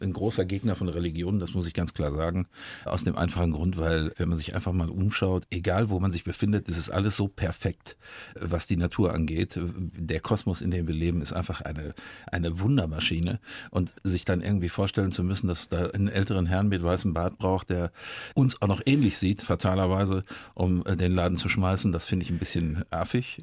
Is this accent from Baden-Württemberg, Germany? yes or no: no; Dortmund, North Rhine-Westphalia, Germany; moved away; also born or lived in Bavaria; wenn man im Ruhrgebiet groß wird